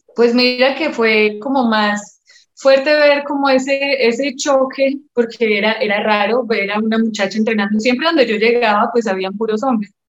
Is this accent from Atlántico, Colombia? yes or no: no; Medellín, Antioquia, Colombia; moved away as an adult; also born or lived in South Carolina, United States / New Jersey, United States / Mexico; yo soy de Medellín, Colombia